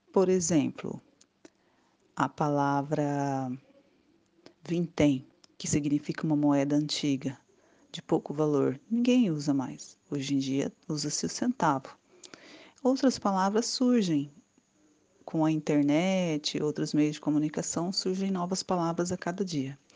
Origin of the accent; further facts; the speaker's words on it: Brazil; Nosso país é tão grande que um lugar ou uma região fala diferente da outra